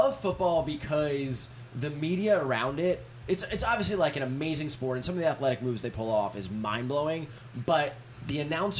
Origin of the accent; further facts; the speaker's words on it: Westchester County, New York, United States; I'm from New York. From north of New York City, Westchester County, which is just a great little woodsy hometown.